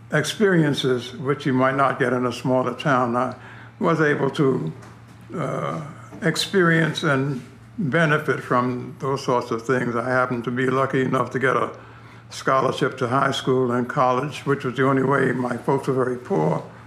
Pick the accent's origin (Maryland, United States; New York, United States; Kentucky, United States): New York, United States; New York City; moved away as an adult; now in Miami, United States; Well, I was born in New York City. I grew up in Harlem. I went to school in Harlem